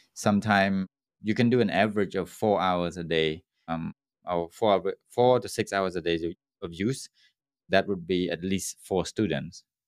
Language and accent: English; Cambodia; my hometown with a seven thousand people's, uh, population on an island.